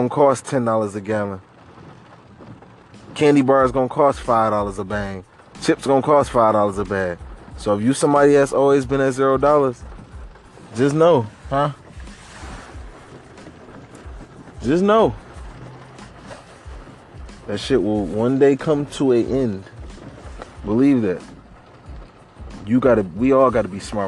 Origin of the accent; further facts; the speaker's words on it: Detroit, Michigan, United States; we from Detroit, Michigan, man. Born and raised on the east side